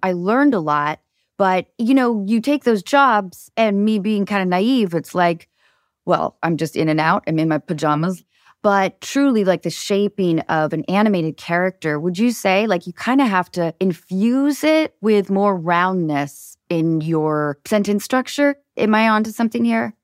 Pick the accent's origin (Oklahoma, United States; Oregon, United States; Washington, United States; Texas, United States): Washington, United States; north of Seattle; I grew up north of Seattle